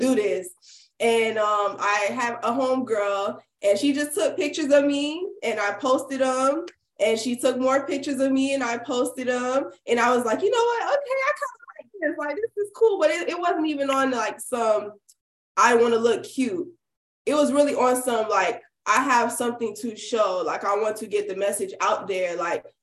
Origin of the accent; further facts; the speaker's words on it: Miami, Florida, United States; also born or lived in Miramar, Florida; Yeah, the whole time I went to public schools. Everglades High School. That's in like Miramar. I'm from Miami.